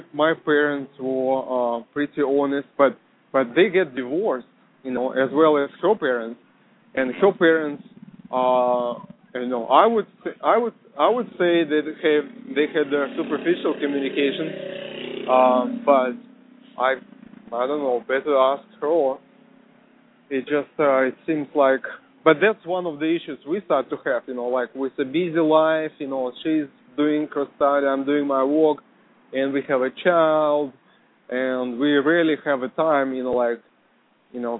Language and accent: English; Russia; now in United States; I'm from Russia